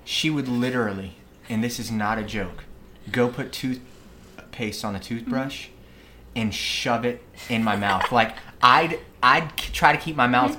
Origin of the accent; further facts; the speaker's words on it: Virginia Beach, Virginia, United States; I'm a Tallwood guy.